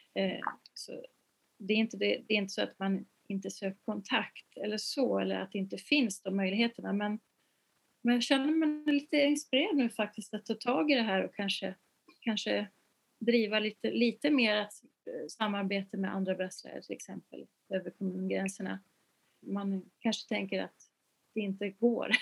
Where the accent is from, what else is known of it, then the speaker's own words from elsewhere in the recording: Uppsala, Uppsala County, Sweden; när jag var liten och jag kom från Uppsala